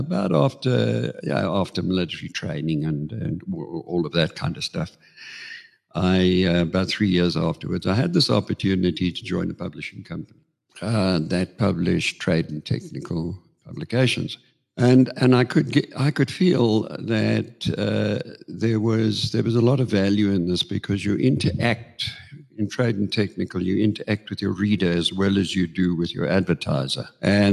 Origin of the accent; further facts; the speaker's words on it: Johannesburg, Gauteng, South Africa; also born or lived in Queenstown, South Africa; I am a Joburg boyke, but I did have 9 years